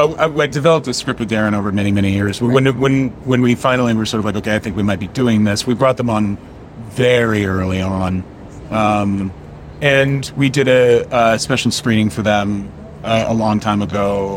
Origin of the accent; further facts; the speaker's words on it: North Idaho, United States; I grew up gay in North Idaho, and I went to a very religious school that taught that people like me shouldn't exist.